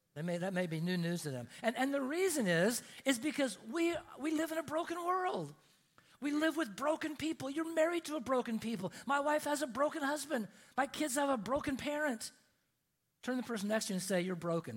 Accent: Oregon, United States; I grew up in Oregon, and in, in, Oregon, we have, we have mountains in Oregon.

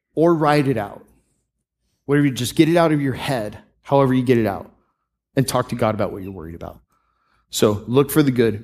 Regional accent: Tampa, Florida, United States; I grew up in the Tampa Bay area

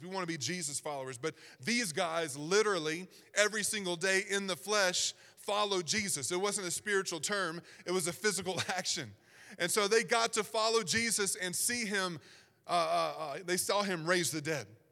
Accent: Southern Virginia, United States; accent: Southern Virginia; I was trying so hard to not sound like I was from Southern Virginia, but it just comes out

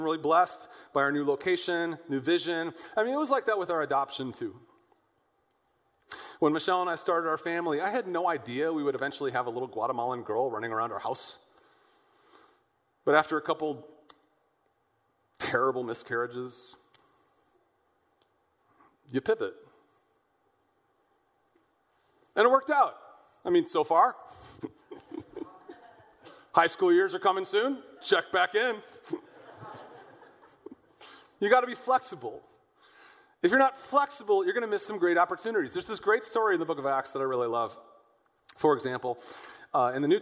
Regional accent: West County, Missouri, United States; now in St. Louis, United States; I grew up out in West County

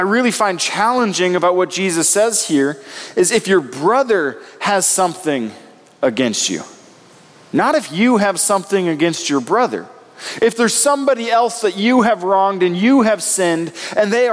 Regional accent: Nebraska, United States; moved away; I come from Nebraska

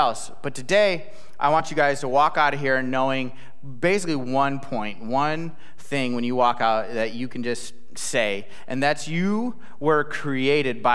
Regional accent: Illinois, United States; moved away; I'm from Illinois.

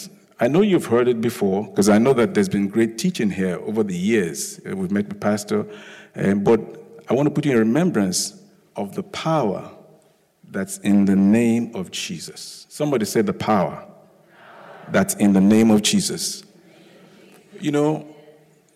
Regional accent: Lagos, Nigeria; also born or lived in United Kingdom; now in United States; I'm originally from Lagos, Nigeria. I was born there. I schooled there, then schooled in the UK, and then schooled in the US.

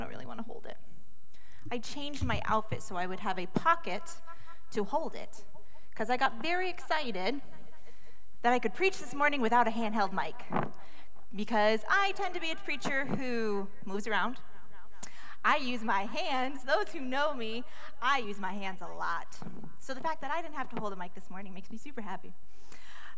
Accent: Maine, United States; now in North Carolina, United States; I am born and raised in Maine

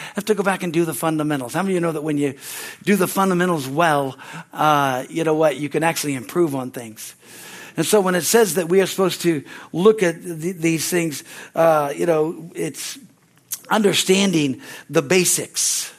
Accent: California, United States; moved away as an adult; also born or lived in Pittsburgh, Pennsylvania; I grew up here in California

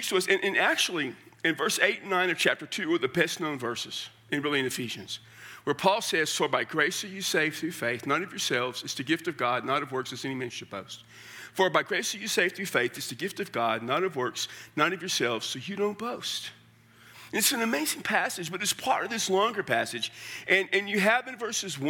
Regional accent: Central South Texas, United States; moved away; I come from Central South Texas

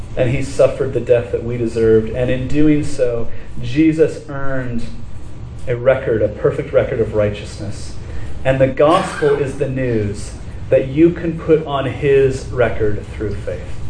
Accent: Laguna Beach, California, United States; I grew up in Laguna Beach

